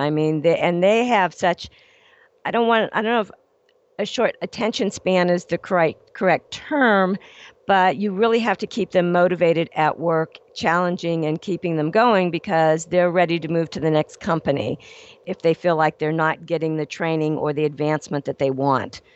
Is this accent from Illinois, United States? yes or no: no; Ohio, United States; also born or lived in Los Angeles; now in Phoenix, United States; born and raised in Ohio